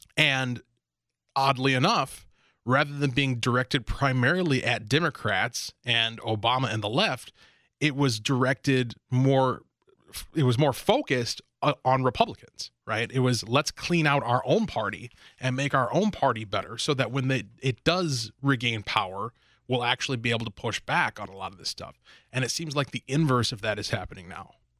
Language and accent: English; Minnesota, United States; my hometown here in Minnesota